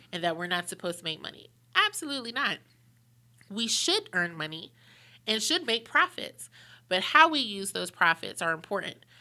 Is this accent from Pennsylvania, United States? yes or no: yes; Pittsburgh, Pennsylvania, United States; moved away as an adult; also born or lived in Washington, D.C.; now in Charlotte, United States; I'm originally from Pittsburgh, went to D C for college